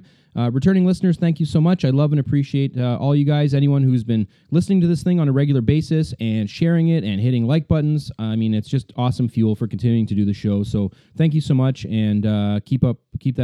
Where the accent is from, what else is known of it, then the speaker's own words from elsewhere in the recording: Cambridge, Ontario, Canada; I'm from Cambridge